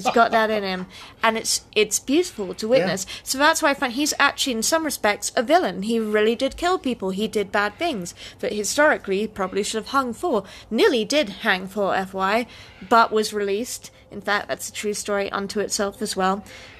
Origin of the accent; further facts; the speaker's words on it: United Kingdom; I'm British, so I that.